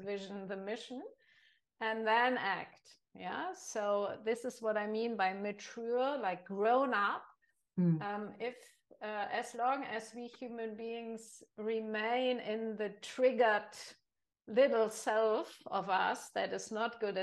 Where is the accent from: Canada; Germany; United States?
Germany; I'm from Germany